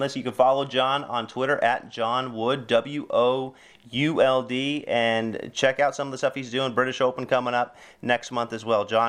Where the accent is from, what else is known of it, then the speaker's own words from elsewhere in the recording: Sacramento, California, United States; I'm from Sacramento, you're from Sacramento